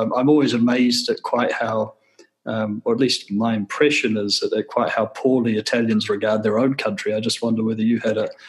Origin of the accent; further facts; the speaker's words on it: New Zealand; now in Italy; when I say that I'm from New Zealand